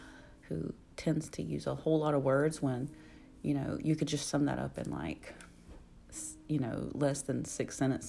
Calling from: Alabama, United States; your host, and I am podcasting from Alabama. Alabama, USA.

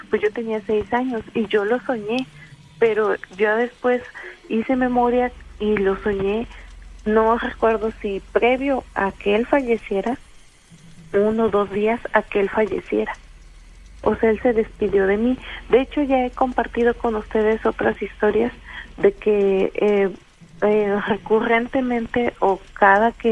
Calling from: Fortín, Veracruz, Mexico; De Fortín.

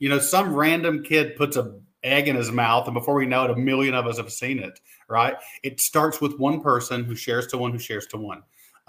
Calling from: Mount Sterling, Kentucky, United States; Hey, I am coming from Mount Sterling, Kentucky, in beautiful Montgomery County, which makes the official chocolate for the Kentucky Derby.

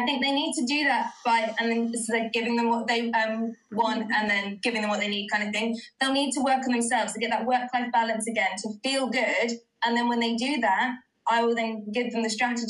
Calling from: United Kingdom; I'm from the UK.

